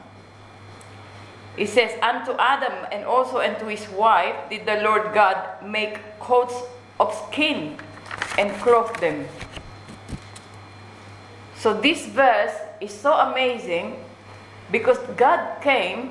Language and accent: English; Philippines; Being a Filipina